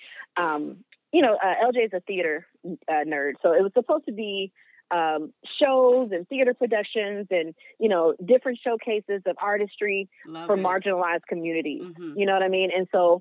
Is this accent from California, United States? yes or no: no; Greenville, Mississippi, United States; my hometown in Greenville, Mississippi